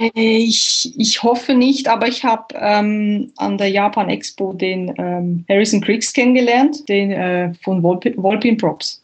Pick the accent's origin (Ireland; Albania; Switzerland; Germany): Switzerland; bei uns in der Schweiz